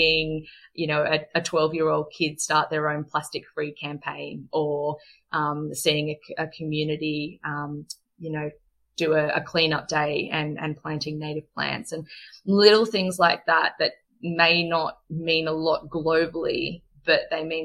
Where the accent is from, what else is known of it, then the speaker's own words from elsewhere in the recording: Australia; as an Australian